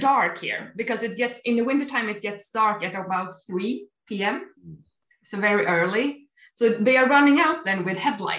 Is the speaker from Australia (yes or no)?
no; Sweden; also born or lived in Gotland; I have grown up in Sweden. My parents live in Sweden. I like it here.